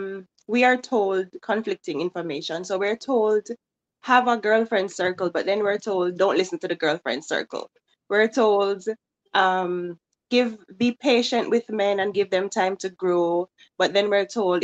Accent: Jamaica; now in Pennsylvania, United States; I'm originally from Jamaica

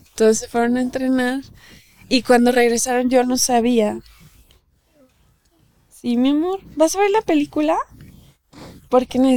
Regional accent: Mexico; A las mexicanas no nos pasa que te la canta bonito

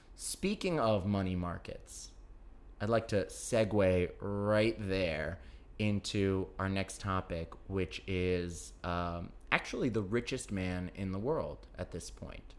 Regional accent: New York, United States; growing up in New York

